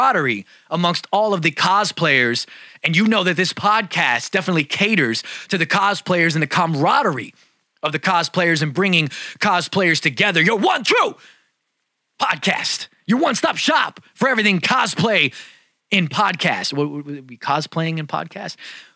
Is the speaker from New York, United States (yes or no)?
yes; New York City, New York, United States; moved away; I'm from Bay Ridge